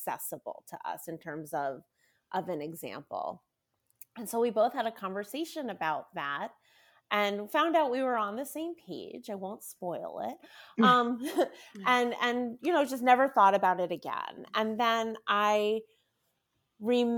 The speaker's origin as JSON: {"language": "English", "town": "Washington", "region": "District of Columbia", "country": "United States", "tie": "born or raised there", "also_born_or_lived": "Maryland", "said": "I am a sixth generation Washingtonian"}